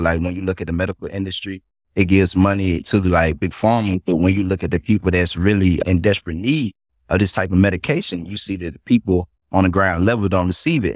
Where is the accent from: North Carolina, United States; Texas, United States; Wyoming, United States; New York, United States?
North Carolina, United States; born and raised in North Carolina